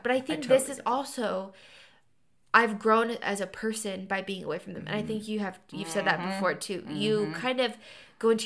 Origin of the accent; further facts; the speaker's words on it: Dayton, Ohio, United States; moved away; I grew up in Dayton, Ohio.